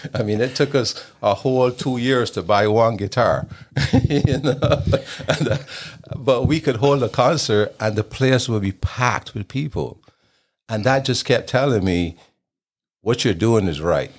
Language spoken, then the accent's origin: English; Barbados; moved away as an adult; also born or lived in Idaho / Utah; I was born in Barbados in the Caribbean, and I grew up there until I left to go to college at the age of nineteen